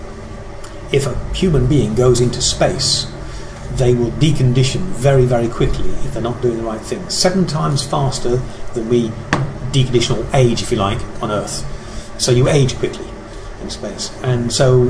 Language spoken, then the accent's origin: English; England, United Kingdom; I'm English